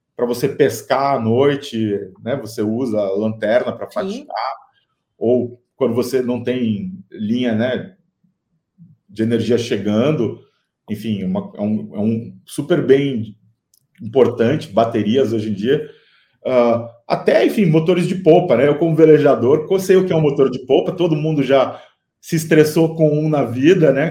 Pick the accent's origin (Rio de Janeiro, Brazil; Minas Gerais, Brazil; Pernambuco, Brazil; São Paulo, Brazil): São Paulo, Brazil; Piracicaba; also born or lived in Campinas; eu nasci em Piracicaba, cresci entre Piracicaba, Campinas, São Paulo